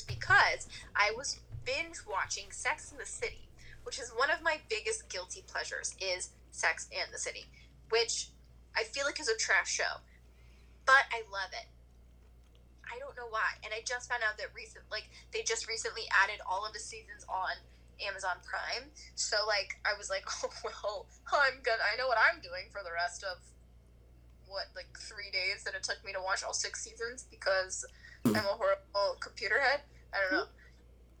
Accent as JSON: {"language": "English", "region": "Midwest", "country": "United States", "tie": "born or raised there", "moved": "yes", "said": "I am from the Midwest."}